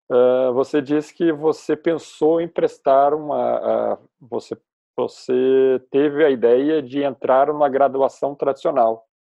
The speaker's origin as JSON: {"language": "Portuguese", "town": "Porto Alegre", "region": "Rio Grande do Sul", "country": "Brazil", "said": "sou de Porto Alegre"}